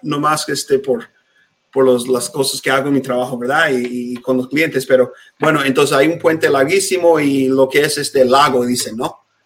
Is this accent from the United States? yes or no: yes; United States; Spanish is a second language; also born or lived in Mexico City; crecí en un pueblo muy chiquito aquí en Estados Unidos